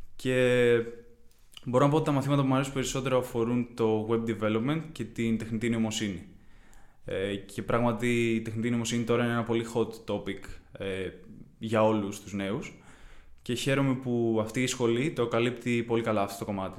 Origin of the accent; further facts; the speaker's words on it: Kiato, Peloponnese, Greece; moved away as an adult; now in Athens, Greece; Κατάγομαι από το Κιάτο στην Κορινθία, δεν είμαι από Αθήνα